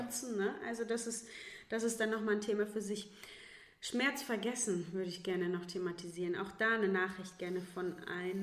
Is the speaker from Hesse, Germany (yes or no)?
yes; Northern Hesse, Germany; moved away; als junge Athletin äh, noch in meiner Heimatstadt in Nordhessen